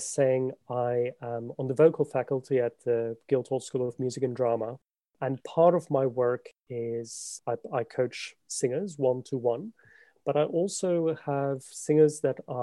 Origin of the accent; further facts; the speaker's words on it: South Africa; moved away as an adult; also born or lived in Scotland; now in London, United Kingdom; I am a South African pianist. I've left South Africa about 20 years ago now to do my undergraduate study in Scotland.